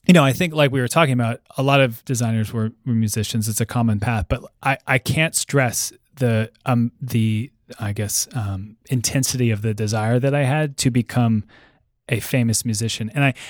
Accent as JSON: {"language": "English", "region": "East Coast", "country": "United States", "tie": "born or raised there", "said": "I grew up there on the East Coast and then went to school on the East Coast too. Mm-hmm. And I moved out here in 2007."}